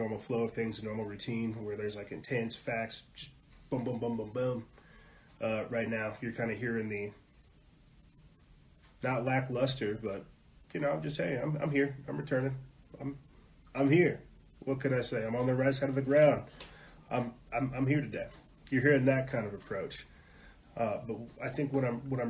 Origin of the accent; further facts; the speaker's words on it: South Carolina, United States; I was brought up in South Carolina, being raised Southern Baptist